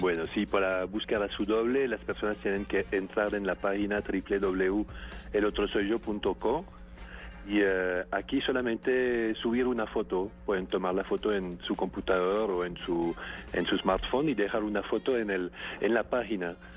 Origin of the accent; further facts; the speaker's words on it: France; soy francés